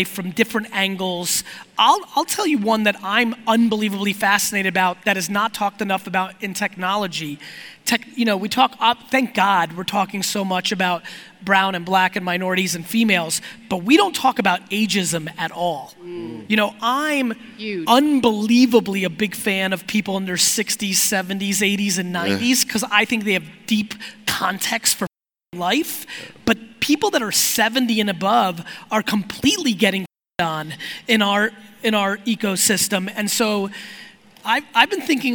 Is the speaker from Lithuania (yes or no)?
no; Belarus; moved away; I was born in Belarus in the former Soviet Union